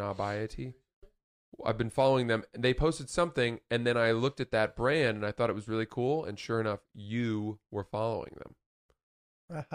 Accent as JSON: {"language": "English", "region": "Maine", "country": "United States", "tie": "born or raised there", "said": "Growing up in Maine"}